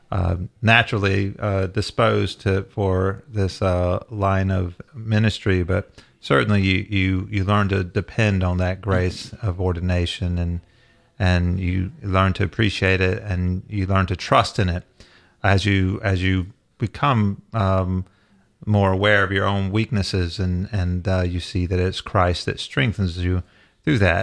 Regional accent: the South, United States; growing up in the South

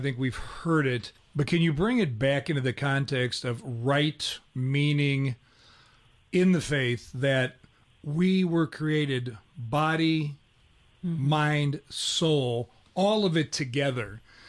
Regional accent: Cleveland, Ohio, United States; I grew up in Cleveland, Ohio, which you had Catholic churches on every corner.

